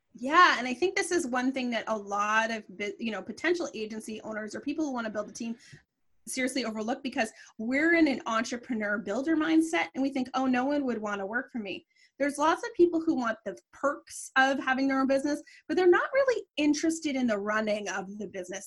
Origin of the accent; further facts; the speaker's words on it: Canada; I'm Canadian